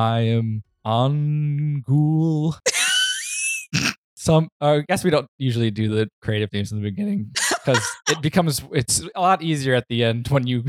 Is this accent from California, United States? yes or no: no; Detroit, Michigan, United States; I grew up in Detroit and there's peacocks running around in the city